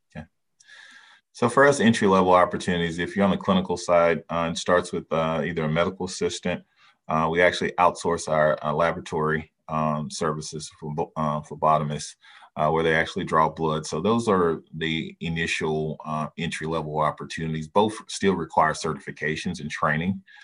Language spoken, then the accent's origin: English; Dallas, Texas, United States; moved away; I'm originally from Dallas, Texas